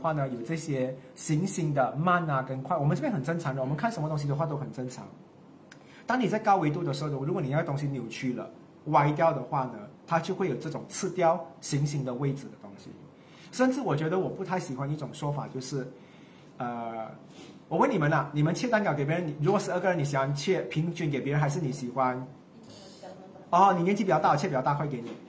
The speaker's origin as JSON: {"language": "Chinese", "country": "Malaysia", "said": "现在你看相位了，我们是马来西亚人，我们要接受这个东西。"}